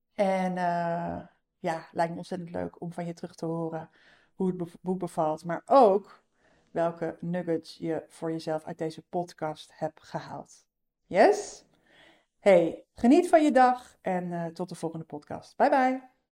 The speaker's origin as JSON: {"language": "Dutch", "region": "North Brabant", "country": "Netherlands", "said": "Ik kom uit Brabant"}